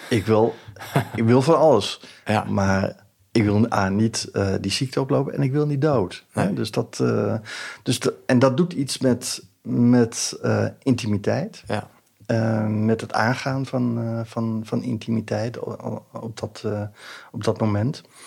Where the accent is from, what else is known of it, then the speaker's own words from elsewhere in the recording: Hilversum, North Holland, Netherlands; ik kom uit Hilversum